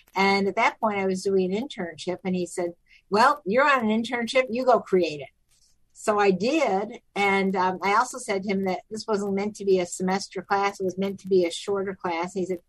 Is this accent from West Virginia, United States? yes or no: no; Rochester, New York, United States; moved away as an adult; also born or lived in Binghamton, New York / Syracuse, New York / Gainesville, Florida; now in Orlando, United States; Born in Binghamton, high school in Rochester, graduated from Syracuse University with a major in psychology